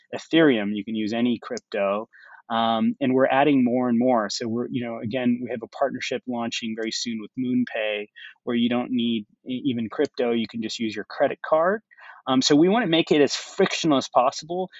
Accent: United States; moved away; also born or lived in India / New York; I grew up in the United States

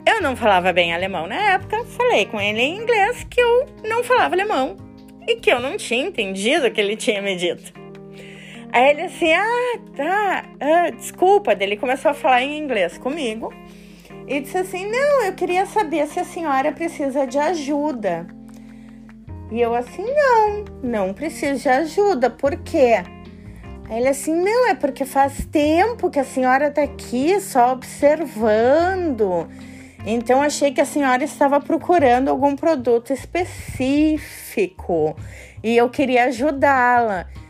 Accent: Brazil; moved away as an adult; faz duas semanas que eu moro aqui e eu sou do Brasil

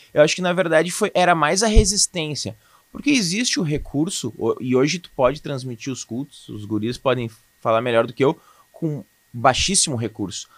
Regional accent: Canoas, Rio Grande do Sul, Brazil; also born or lived in Boa Vista, Roraima; eu sou nascido em Boa Vista, Roraima. Território maravilhoso. mas eu fui criado aqui em Canoas.

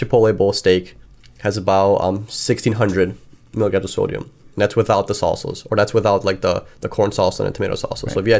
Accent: Chicago, Illinois, United States; we like pizza, we're from Chicago. We like pizza. We like deep dish pizza.

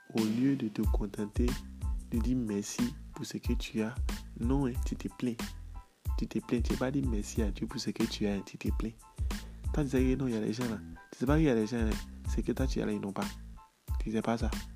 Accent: Côte d’Ivoire; chez moi en Côte d'Ivoire

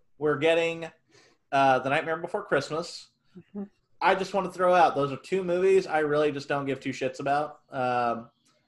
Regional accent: Mexico; As a Mexican

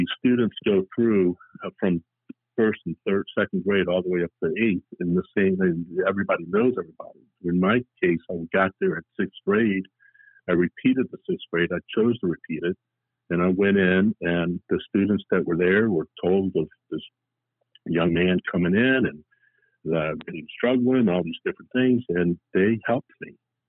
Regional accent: New Orleans, Louisiana, United States; also born or lived in Colombia; I was born in Columbia, South America. My parents moved to New Orleans when I was 3 years of age

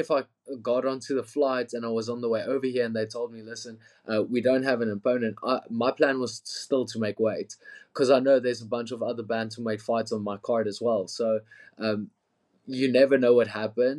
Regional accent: Pretoria, Gauteng, South Africa; Pretoria, my hometown as well.

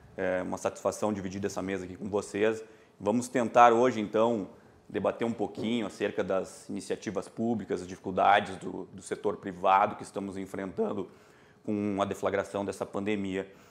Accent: Cachoeira do Sul, Rio Grande do Sul, Brazil; moved away as an adult; now in Porto Alegre, Brazil; eu sou natural de Cachoeira do Sul e imigrei aqui para a capital ah, faz já uma década e já me sinto né, praticamente um porto-alegrense

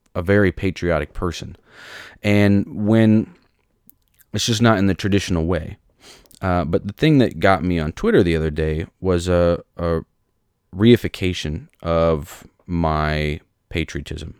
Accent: United States; I am an American. I'm proud to be an American

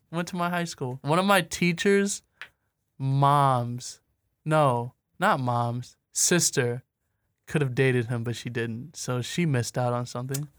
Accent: Anchor Bay, Michigan, United States; I'm from Anchor Bay

